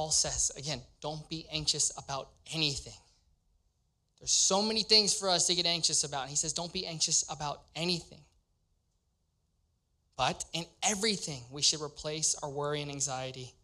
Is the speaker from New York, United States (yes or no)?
no; Louisiana, United States; moved away as an adult; now in Cincinnati, United States; I'm from Louisiana, born and raised